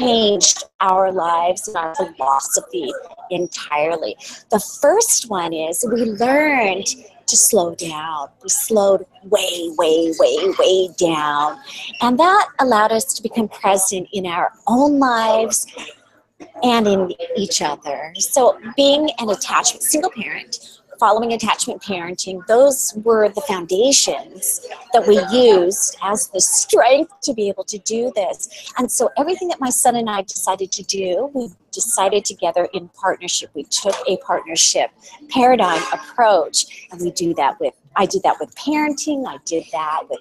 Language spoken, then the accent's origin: English; California, United States; moved away as an adult; We're from California